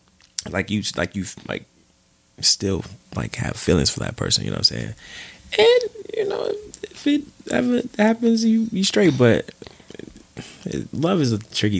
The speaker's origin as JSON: {"language": "English", "region": "Midwest", "country": "United States", "moved": "yes", "lives_now": "New York, United States", "said": "I'm from the Midwest"}